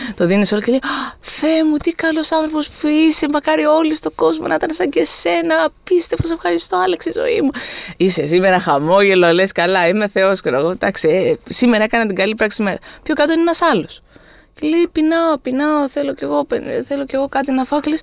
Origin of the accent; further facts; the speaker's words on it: Greece; είμαι από Ελλάδα